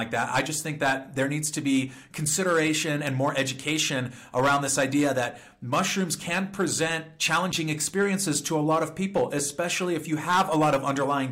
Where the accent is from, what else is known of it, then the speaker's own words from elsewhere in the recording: California, United States; I'm from California